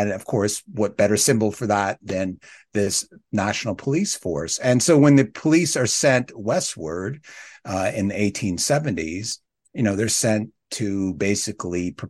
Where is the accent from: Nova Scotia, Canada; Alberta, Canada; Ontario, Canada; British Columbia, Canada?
Ontario, Canada; Southern; moved away as an adult; also born or lived in Saskatchewan; I grew up in Southern Ontario